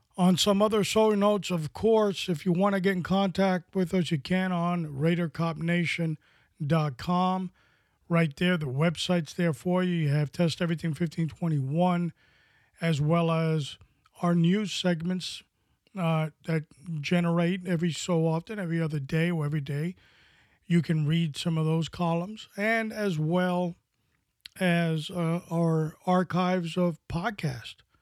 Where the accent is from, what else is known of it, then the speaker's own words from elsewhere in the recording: New York City, New York, United States; When I was growing up in New York City